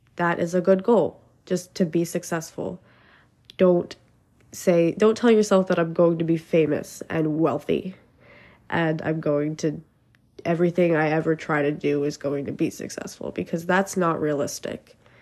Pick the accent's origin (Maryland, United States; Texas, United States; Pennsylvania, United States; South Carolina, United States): Pennsylvania, United States; I'm from Pennsylvania